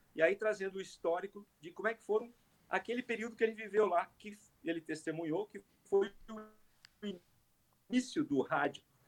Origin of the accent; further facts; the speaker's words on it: Caxias do Sul, Rio Grande do Sul, Brazil; eu sou, então, natural de Caxias